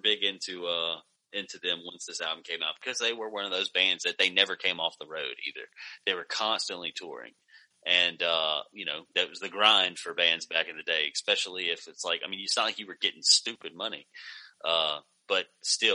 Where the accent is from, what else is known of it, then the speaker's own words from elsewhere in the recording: the South, United States; that was where I would spend most of my time if I was getting out of my hometown, was just in different places in the South